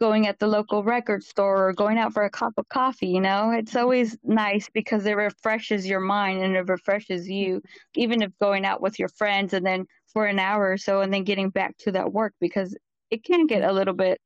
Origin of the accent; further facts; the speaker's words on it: Central Valley of California, United States; I was born and raised in Central Valley of California.